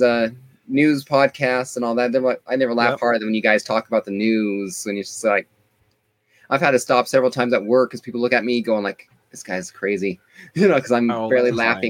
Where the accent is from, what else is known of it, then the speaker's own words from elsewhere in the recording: Monte Vista, Colorado, United States; I'm from Monta Vista, Colorado, you know, Colorado. Southern. I trip, I fall into New Mexico.